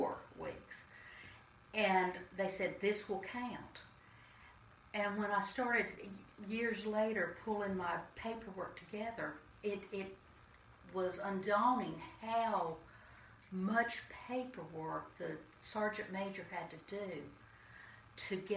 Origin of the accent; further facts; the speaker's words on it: Concord, North Carolina, United States; I grew up and was raised in Concord